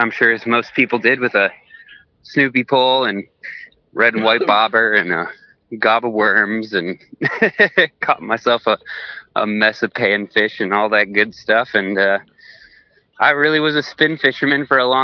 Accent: Polk County, near the St. Croix, Wisconsin, United States; I grew up in Polk County, which is not too far from the St. Croix

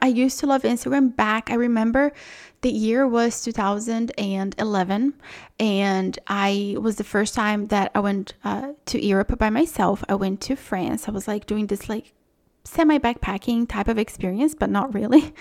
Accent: Brazil; moved away; I'm from Brazil

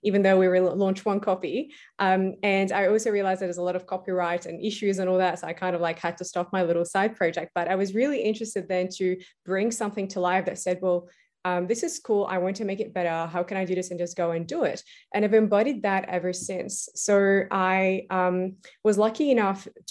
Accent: Beirut, Beirut Governorate, Lebanon; moved away as an adult; now in Australia; I was actually born and raised in Beirut, Lebanon. I moved to Australia when I was 18

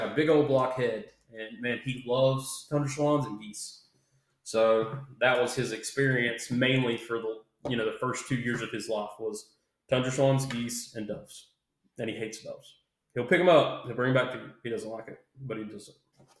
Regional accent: Hickory, North Carolina, United States; moved away as an adult; now in Raleigh, United States; I'm originally from Hickory, North Carolina, actually west of Hickory, Burke County, middle of nowhere. So I'll just say Hickory.

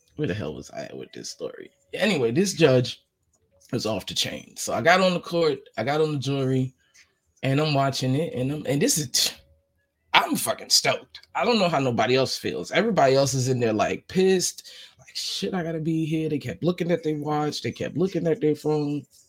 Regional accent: New York, United States; I'm from New York.

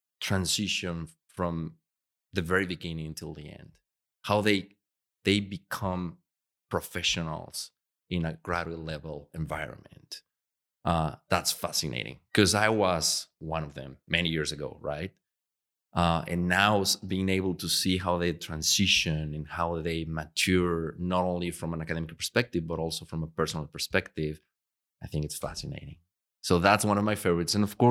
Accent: Puebla, Mexico; I grew up in a little town for Mexico size called Puebla. So it's a 4 million people.

